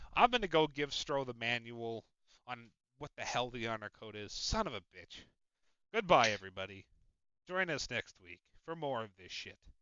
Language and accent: English; Chicago, Illinois, United States; I'm Chicagoland